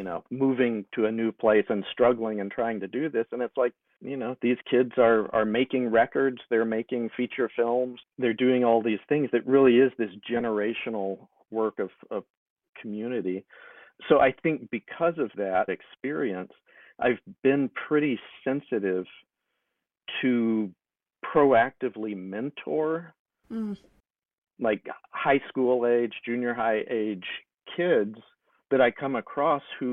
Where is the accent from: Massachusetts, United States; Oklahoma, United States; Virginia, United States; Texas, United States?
Texas, United States; Longview; I grew up in a relatively small town of Longview, Texas